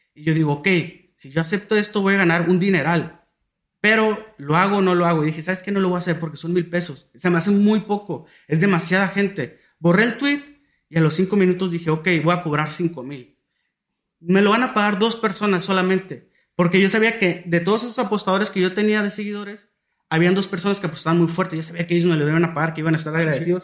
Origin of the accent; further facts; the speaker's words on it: Tijuana, Baja California, Mexico; yo soy de Tijuana